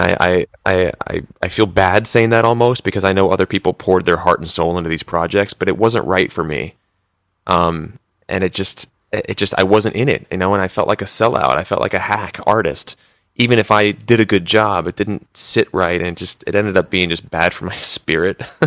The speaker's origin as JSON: {"language": "English", "region": "East Coast", "country": "United States", "also_born_or_lived": "Philadelphia", "moved": "as an adult", "lives_now": "Los Angeles, United States", "said": "I was from the East Coast"}